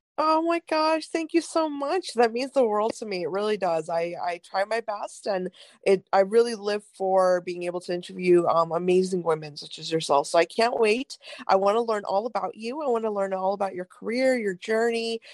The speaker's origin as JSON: {"language": "English", "region": "North India", "country": "India", "moved": "yes", "said": "I'm from India, um, from very North India actually"}